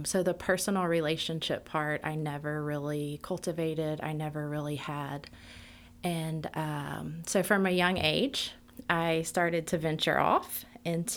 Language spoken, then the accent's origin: English; Shreveport, Louisiana, United States; I grew up here in Shreveport, and I grew up in a very loving family.